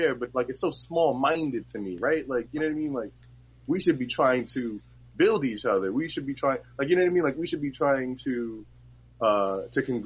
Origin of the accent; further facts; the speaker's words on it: New York City, New York, United States; I'm from Harlem